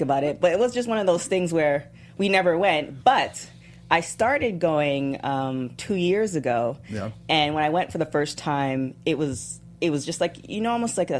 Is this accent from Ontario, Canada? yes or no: yes; Toronto, Ontario, Canada; moved away; I'm from Toronto, Canada originally.